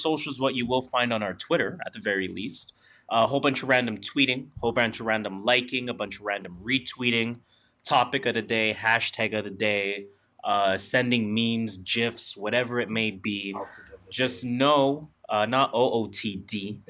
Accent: Canada; .ca because we are Canadian, .ca because it is allegedly cheaper.

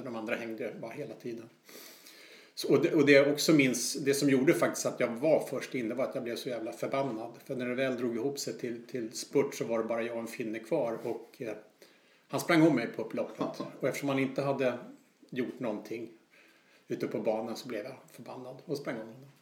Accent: Stockholm, Stockholm County, Sweden; som stockholmare

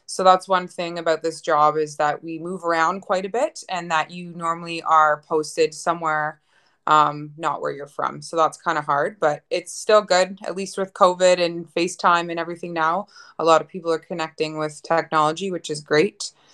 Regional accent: Ottawa, Ontario, Canada; moved away as an adult; now in Lloydminster, Canada; I'm originally from Ottawa, Ontario.

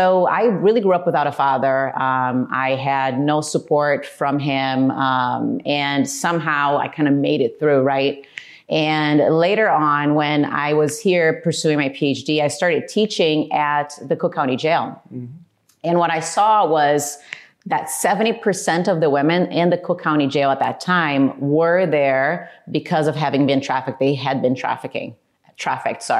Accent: Brazil; moved away; I was born and raised in Brazil and had a regular childhood

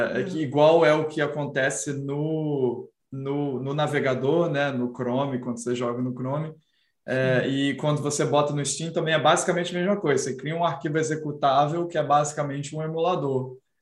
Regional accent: Brazil; no Brasil a gente não tinha dinheiro para tá, comprar o Super Nintendo nos anos 90

